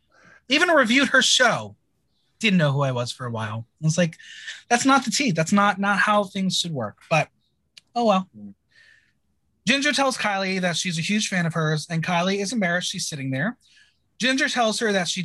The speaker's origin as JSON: {"language": "English", "region": "New Jersey", "country": "United States", "said": "I'm from New Jersey"}